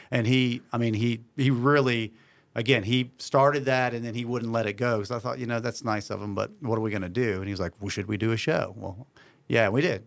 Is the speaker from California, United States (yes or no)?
no; Beaufort, North Carolina, United States; I'm from Beaufort